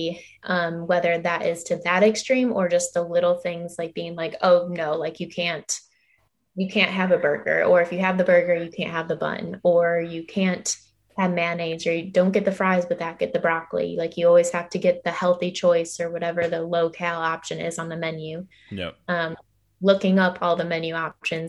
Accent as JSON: {"language": "English", "region": "Illinois", "country": "United States", "tie": "born or raised there", "moved": "yes", "lives_now": "Georgia, United States", "said": "I live in Georgia right now, and my family, I grew up in Illinois."}